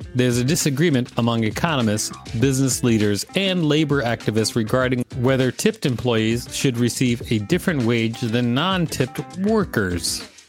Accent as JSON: {"language": "English", "town": "Minneapolis", "region": "Minnesota", "country": "United States", "said": "I'm from Minnesota and Minneapolis specifically"}